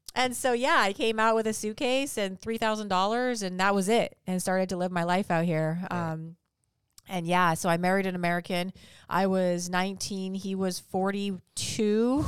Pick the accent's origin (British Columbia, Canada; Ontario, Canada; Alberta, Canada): British Columbia, Canada; Vancouver; now in Huntington Beach, United States; I'm from Orange County. Well, I'm not from Orange County. I'm originally from Canada